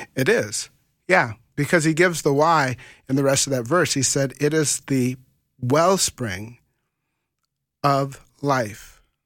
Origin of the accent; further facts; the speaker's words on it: Grand Forks, North Dakota, United States; also born or lived in Fargo; someone from Grand Forks, my hometown